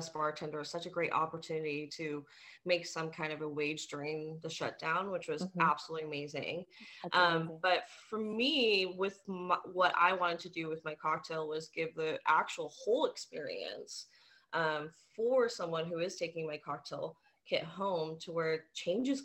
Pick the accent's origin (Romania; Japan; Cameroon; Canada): Japan; now in Kansas City, United States; I grew up in Japan, and my mother worked in restaurants